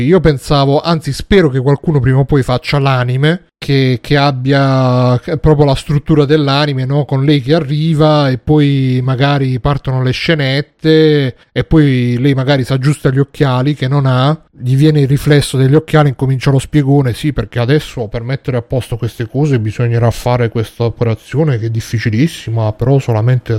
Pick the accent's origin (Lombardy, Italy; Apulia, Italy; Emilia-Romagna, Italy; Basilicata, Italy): Apulia, Italy; Taranto; da quando sono tornato qui giù a Taranto